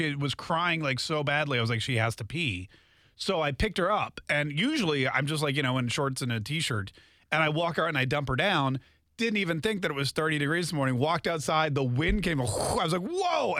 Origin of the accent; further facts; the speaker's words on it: North Carolina, United States; also born or lived in Canada; I grew up in North Carolina, but I'm from Canada.